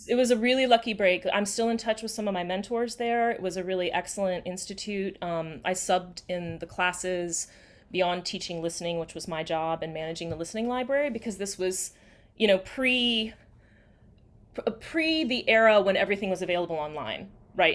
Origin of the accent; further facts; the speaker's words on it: outside of Atlanta, Georgia, United States; also born or lived in South Carolina; now in Washington, DC, United States; I grew up outside of Atlanta